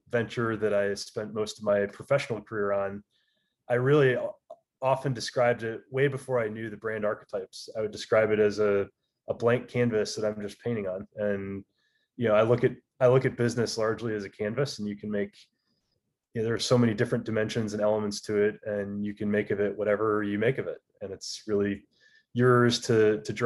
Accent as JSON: {"language": "English", "region": "Michigan", "country": "United States", "tie": "born or raised there", "moved": "as an adult", "said": "Grew up, born and raised in Michigan, played a lot of tennis as a kid."}